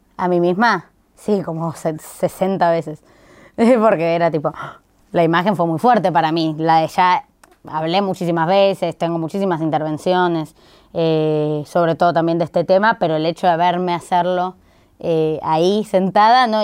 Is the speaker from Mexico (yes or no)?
no; Buenos Aires, Argentina; como porteños y porteñas